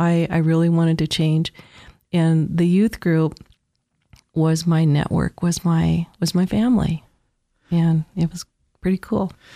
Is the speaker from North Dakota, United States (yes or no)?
yes; Williston, North Dakota, United States; moved away as an adult; now in Treasure Valley, United States; Born and raised in Williston, North Dakota.